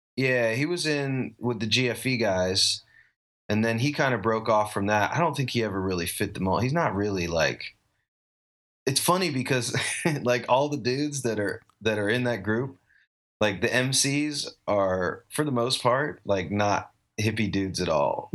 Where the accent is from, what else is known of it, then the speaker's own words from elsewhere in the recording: Asheville, North Carolina, United States; now in Austin, United States; I grew up in Asheville, North Carolina, um, mountain town in western North Carolina